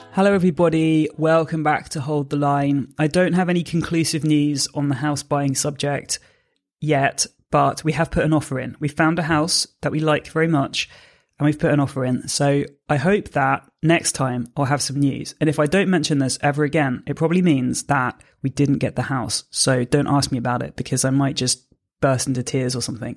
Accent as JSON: {"language": "English", "country": "Jersey", "tie": "born or raised there", "said": "I'm from Jersey originally, so I grew up here"}